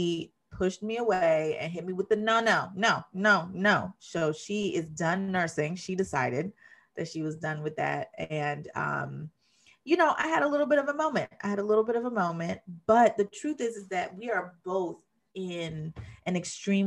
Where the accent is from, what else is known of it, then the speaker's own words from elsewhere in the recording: Jamaica; I'm Jamaican, and so I don't just say kiss